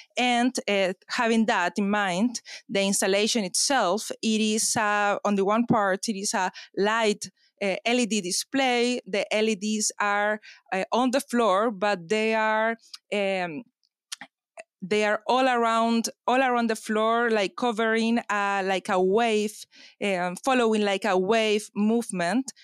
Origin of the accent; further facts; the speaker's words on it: Chile; now in London, United Kingdom; I come from Chile